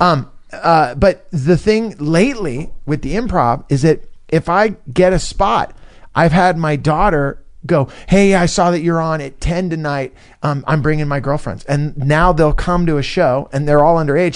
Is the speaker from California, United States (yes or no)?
yes; Northern California, United States; also born or lived in Los Angeles; I grew up in Northern California